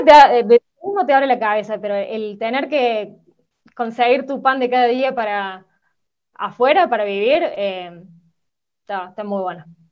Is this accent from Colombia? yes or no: no; Córdoba, Argentina; yo soy nacida en Córdoba ciudad, pero papá se pasó toda mi infancia eh, trabajando en el campo